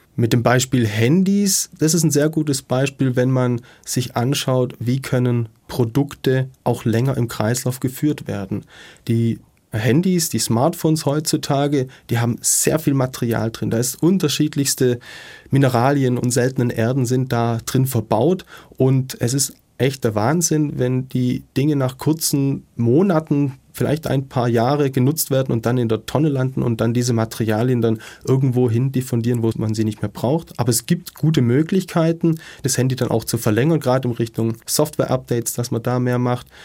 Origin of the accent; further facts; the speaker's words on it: Ludwigsburg, Baden-Württemberg, Germany; in meiner Heimatstadt in Ludwigsburg